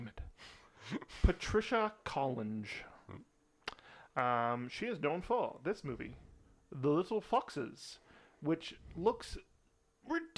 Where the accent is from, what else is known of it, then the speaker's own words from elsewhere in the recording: United Kingdom; We're British